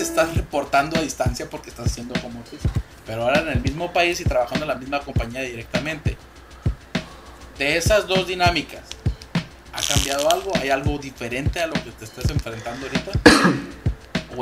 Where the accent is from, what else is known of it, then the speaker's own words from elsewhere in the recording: Mexico; nosotros como mexicanos